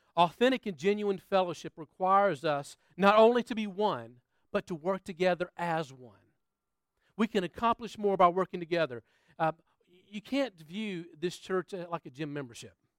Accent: United States; moved away as an adult; now in Australia; I'm from the States

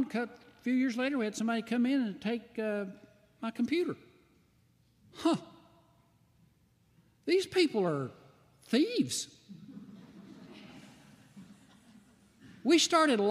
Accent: White Pine, Tennessee, United States; moved away as an adult; also born or lived in Texas; now in Flint, United States; When I grew up in White Pine, Tennessee, I grew up on a farm.

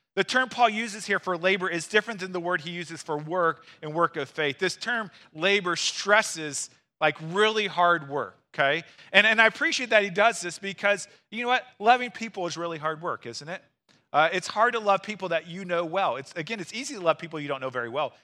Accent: Missouri, United States; now in Wisconsin, United States; I'm from Missouri

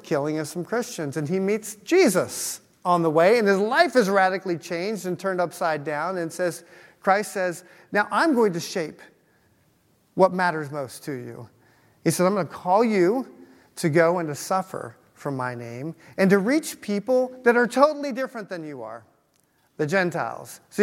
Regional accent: Utah, United States; now in Cincinnati, United States; where I grew up in Utah

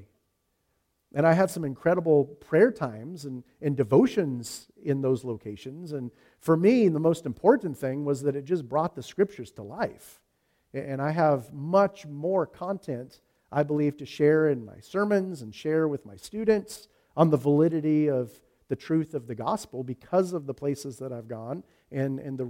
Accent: United States

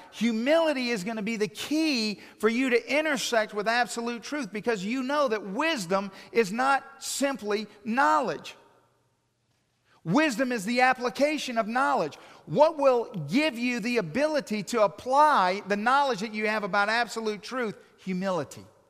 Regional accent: Hawaii, United States; moved away; I'm from Hawaii

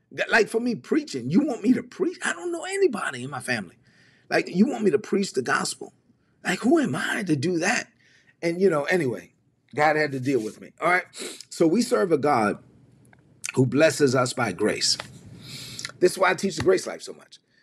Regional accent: New York City, New York, United States; also born or lived in La Vega, Dominican Republic; I grew up in East New York, Brooklyn.

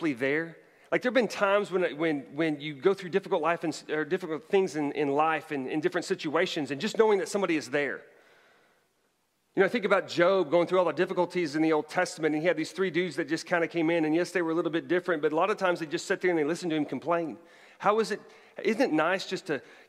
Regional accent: Bartlesville, Oklahoma, United States; moved away; it actually resides in my hometown of Bartlesville, Oklahoma

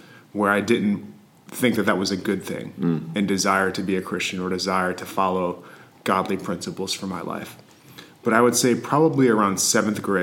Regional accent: St. Louis, Missouri, United States; growing up in the St. Louis area

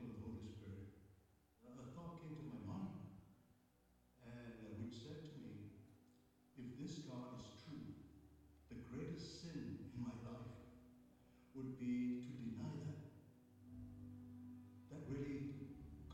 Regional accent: Malaysia; I was born in Malaysia in 1947

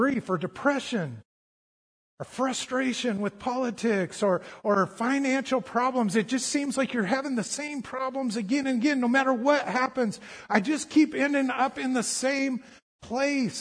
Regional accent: Colorado, United States; I grew up in Colorado

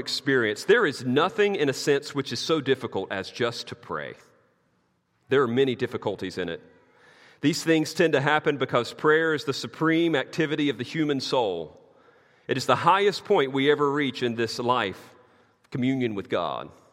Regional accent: the South, United States; I'm from the South

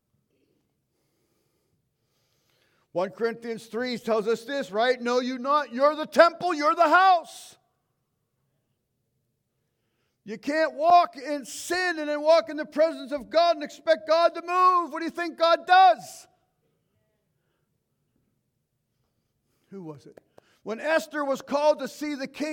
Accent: United States; as 2023 American Christians

